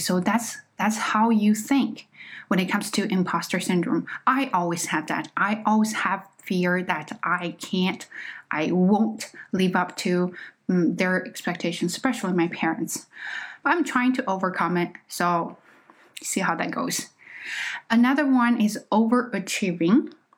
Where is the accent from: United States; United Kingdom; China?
China; accent: Chinese accent; English is a second language; moved away; I am just not a native speaker. Okay, I am Chinese.